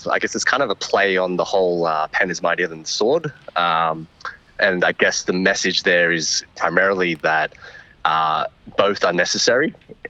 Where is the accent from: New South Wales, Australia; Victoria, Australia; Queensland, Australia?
New South Wales, Australia; Parramatta; I was born and raised in Parramatta. Mm-hmm. Sort of Western Sydney